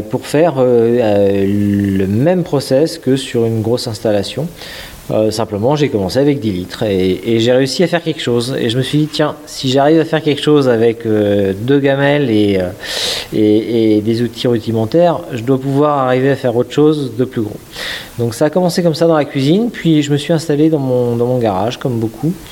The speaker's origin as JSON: {"language": "French", "town": "Dinan", "region": "Brittany", "country": "France", "said": "Moi, je suis breton, je suis nadinan. J'ai travaillé longtemps à Paris dans l'informatique, dans l'IT, dans des sociétés de services."}